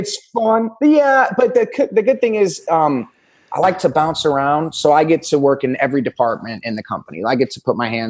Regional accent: Northwest Indiana, United States; moved away as an adult; now in New York, United States; I grew up in Indiana. Just outside of Chicago.

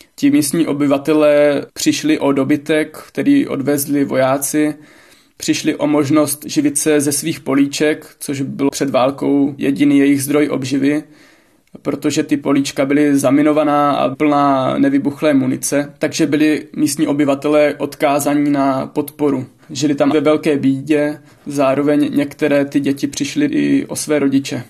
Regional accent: Olomouc, Olomouc Region, Czechia; pocházím z Olomouce

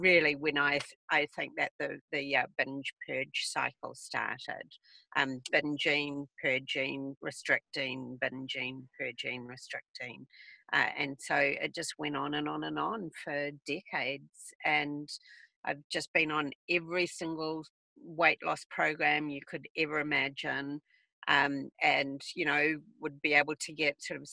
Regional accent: New Zealand; moved away; I'm from New Zealand originally

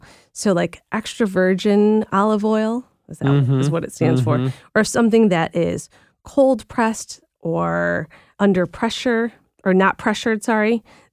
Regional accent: Philippines; And I think most people know at this point that I'm Filipino, so I'm Asian

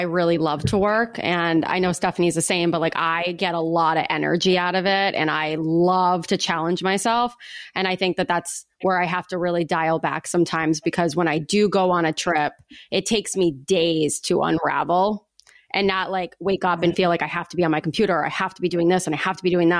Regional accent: United States; Or is it the fact that I'm an American?

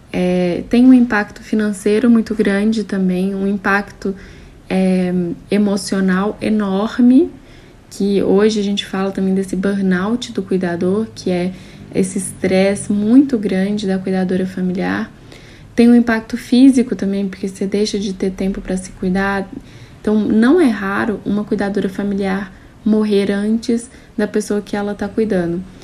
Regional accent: Minas Gerais, Brazil; eu sou mineira, tenho 31 anos

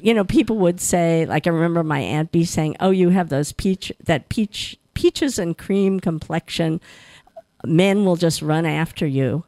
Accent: New Jersey, United States; growing up in New Jersey in the 50s

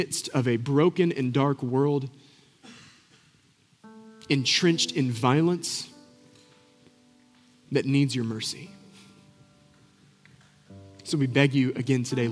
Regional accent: Boone, North Carolina, United States; I grew up in Boone

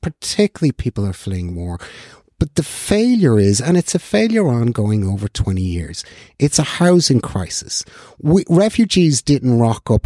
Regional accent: North County Dublin, Leinster, Ireland; I was born in North County, Dublin

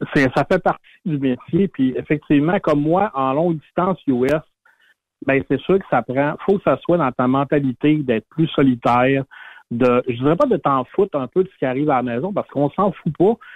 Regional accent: Saguenay, Quebec, Canada; moved away; Ma famille, moi, sont toutes au Saguenay, ma mère habite la maison de mon enfance encore

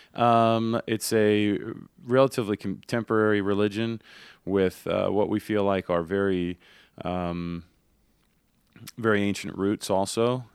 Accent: Grapevine, Texas, United States; now in Salt Lake County, United States; I grew up in the South and, and, uh, so we had a lot of Baptist friends

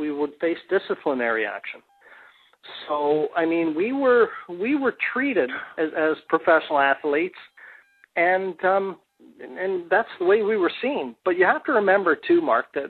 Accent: Canada; moved away as an adult; also born or lived in England; I came from Canada

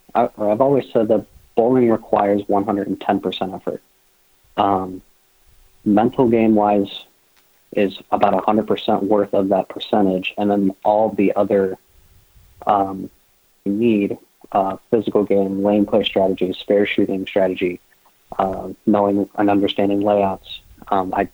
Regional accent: Massachusetts, United States; growing up in Massachusetts and the New England area

